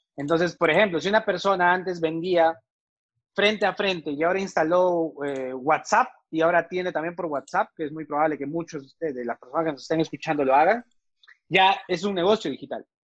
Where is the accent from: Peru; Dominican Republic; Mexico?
Peru; moved away as an adult; now in Medellín, Colombia; soy peruano